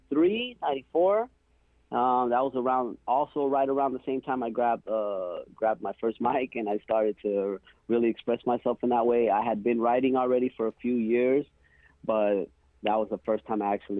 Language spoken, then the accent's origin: English; El Paso, Texas, United States; also born or lived in Chihuahua; now in Long Beach, United States; I was born in El Paso, Texas. I'm Raramuri Tarumara from Chihuahua.